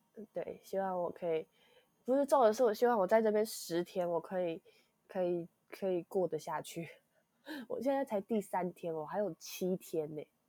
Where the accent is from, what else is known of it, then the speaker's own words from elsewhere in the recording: Hsinchu, Taiwan; also born or lived in Yonghe, New Taipei; now in New Taipei, Taiwan; 我是新竹人